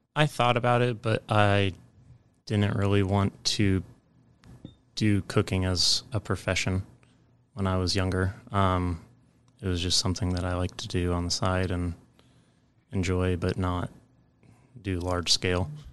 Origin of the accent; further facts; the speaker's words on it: Ames, Iowa, United States; I grew up in Ames, Iowa